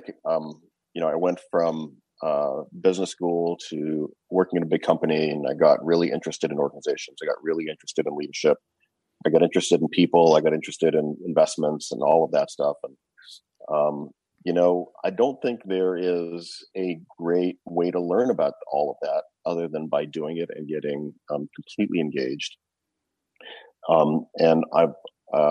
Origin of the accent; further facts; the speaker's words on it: Canada; I grew up in Canada